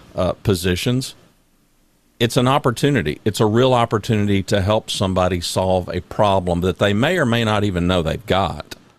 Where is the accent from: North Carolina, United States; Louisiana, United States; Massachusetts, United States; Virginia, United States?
Louisiana, United States; also born or lived in Oklahoma; I was born in Oklahoma, but I, I, I, for the most part, grew up in Louisiana